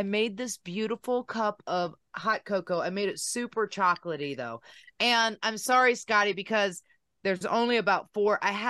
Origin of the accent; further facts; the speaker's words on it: Virginia, United States; now in Nashville, United States; I am in Nashville now. I'm from Virginia, but we live in Nashville. We just bought a house a little north of the city.